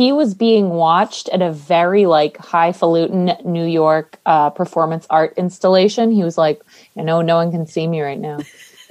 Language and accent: English; Ireland; I'm Irish.